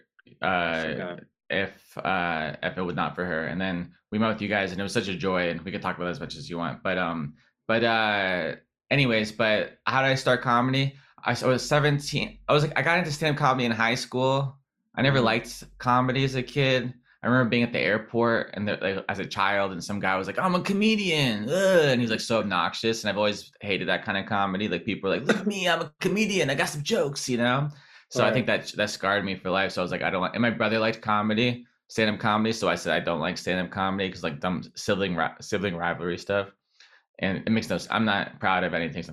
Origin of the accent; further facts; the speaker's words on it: San Diego, California, United States; I'm from San Diego